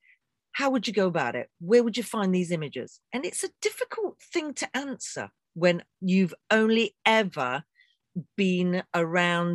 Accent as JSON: {"language": "English", "region": "England", "country": "United Kingdom"}